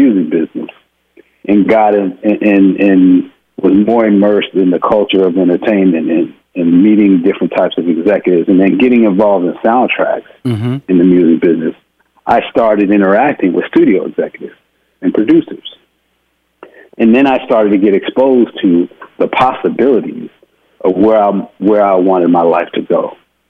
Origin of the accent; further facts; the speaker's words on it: Houston, Texas, United States; I'm a boy from Houston, Texas.